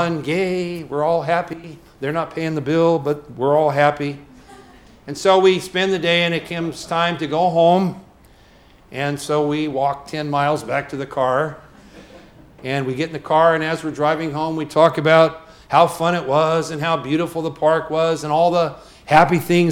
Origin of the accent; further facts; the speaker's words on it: United States; as American citizens